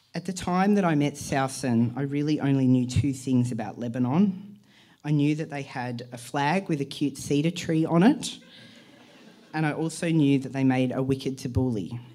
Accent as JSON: {"language": "English", "town": "Perth", "region": "Western Australia", "country": "Australia", "tie": "born or raised there", "moved": "yes", "lives_now": "Melbourne, Australia", "said": "I grew up in Perth in the 1990s"}